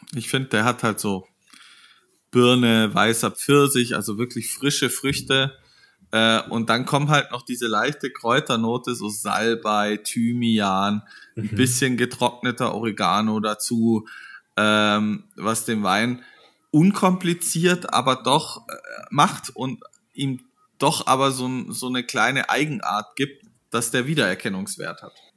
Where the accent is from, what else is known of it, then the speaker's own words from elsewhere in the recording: Munich, Bavaria, Germany; wir als Münchner